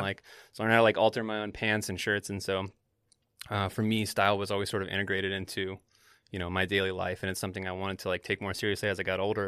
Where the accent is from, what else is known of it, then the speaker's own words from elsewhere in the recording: the South, United States; moved away; growing up in the South